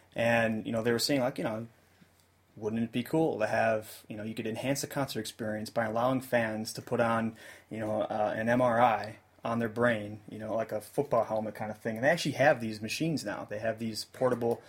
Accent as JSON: {"language": "English", "country": "United States", "said": "as American music fans"}